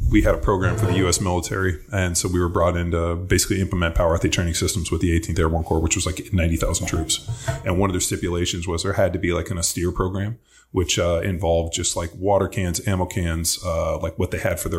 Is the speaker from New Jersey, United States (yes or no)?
no; Palos Verdes, California, United States; I grew up in Palos Verdes.